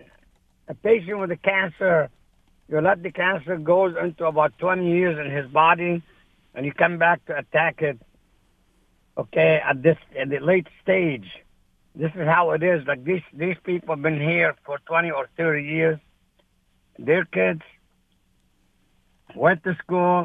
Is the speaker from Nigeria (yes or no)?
no; Lebanon; moved away as an adult; also born or lived in Saudi Arabia; now in United States; I am from Lebanon.